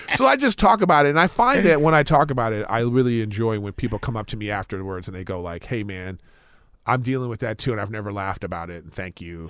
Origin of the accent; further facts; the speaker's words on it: Los Angeles, California, United States; I grew up in L A.